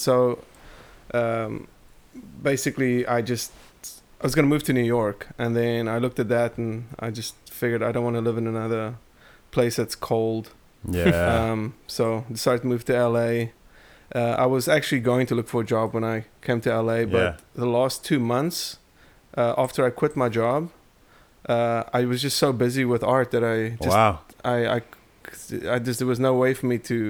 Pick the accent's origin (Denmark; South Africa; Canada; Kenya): South Africa; Port Elizabeth, Eastern Cape; also born or lived in Namibia; Port Elizabeth. I was born in Port Elizabeth, but I lived all over South Africa. Lived in Namibia as well, in Windhoek, which is another country.